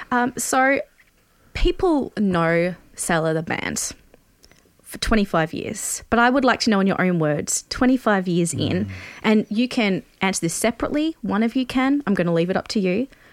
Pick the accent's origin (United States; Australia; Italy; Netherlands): Australia; I'm doing this as an Australian.